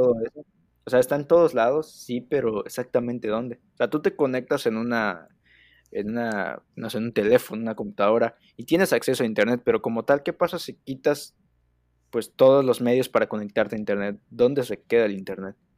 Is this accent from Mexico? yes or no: yes; Mexico; como buenos mexicanos que somos.